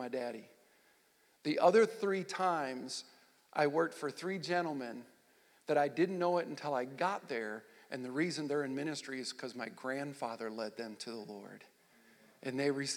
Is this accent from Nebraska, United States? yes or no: yes; Nebraska, United States; also born or lived in Michigan / Wilber-Clatonia, Nebraska / O'Neill, Nebraska / Texas; I grew up in Nebraska, born in Michigan. I was raised in a little town outside of Lincoln called Wilbur Claytonia, a little community there. When I got to sixth grade, we moved to O'Neill, Nebraska